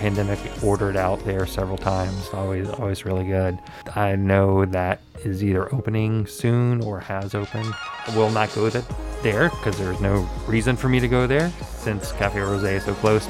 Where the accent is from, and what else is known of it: the South, United States; born or raised there